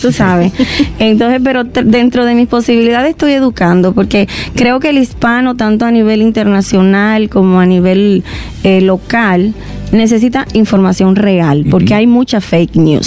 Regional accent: Dominican Republic; moved away as an adult; Y cuando me fui de República Dominicana vivía al 100%

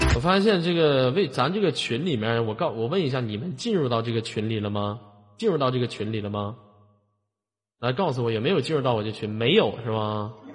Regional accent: Shenyang, Liaoning, China; 我是来自沈阳的一个丑小伙儿

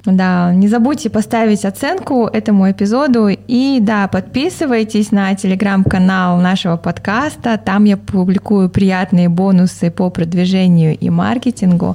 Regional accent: Kazakhstan; Мы, казахи

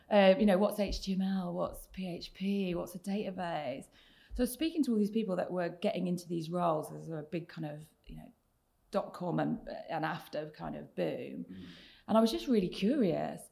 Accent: Oxfordshire, South East England, United Kingdom; now in Manchester, United Kingdom; I grew up in the south of England in a small village um, not far from Oxford, so in Oxfordshire

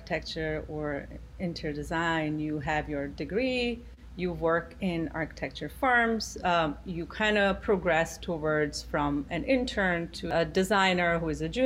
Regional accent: Gujarat, India; moved away as an adult; now in New York City, United States; my upbringing was in a state called Gujarat in India

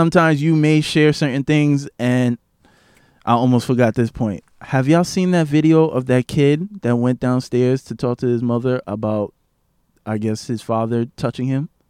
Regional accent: New York City, New York, United States; I grew up in East Flatbush for majority of my life

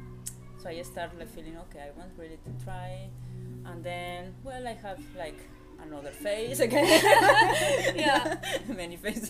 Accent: Spain; moved away as an adult; now in Germany; I come from Spain, I'm living in Germany since 8 years now

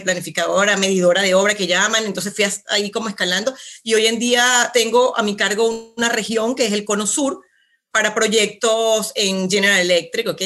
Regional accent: Venezuela; moved away as an adult; now in Santiago, Chile; soy venezolana, ¿ok? nacida, criada allá, toda mi, toda mi vida hasta los 35, pues vivía allá

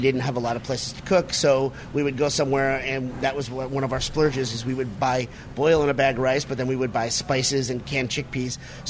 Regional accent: just outside of Hartford, Connecticut, United States; I grew up just outside of Hartford, Connecticut, and I lived in Hartford for many years

